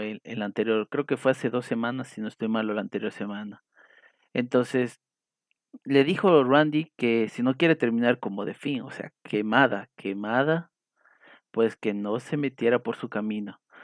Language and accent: Spanish; Ecuador; aquí en mi país, en Ecuador